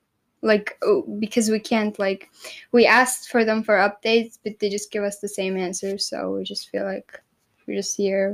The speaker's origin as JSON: {"language": "English", "country": "Turkey", "tie": "born there", "also_born_or_lived": "Egypt / United States", "said": "Like I was in a third world country, Egypt. I was born in Turkey. I also saw America, so I would like have very different perspectives on the world."}